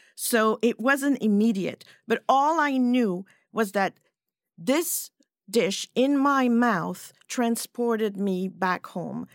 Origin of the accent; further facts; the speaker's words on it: Switzerland; first language French; English is a second language; moved away as an adult; now in United States; I grew up in Switzerland